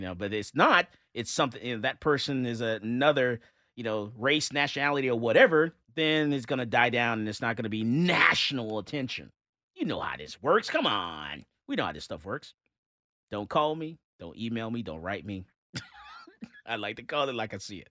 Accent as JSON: {"language": "English", "region": "Florida", "country": "United States", "said": "I'm from Florida"}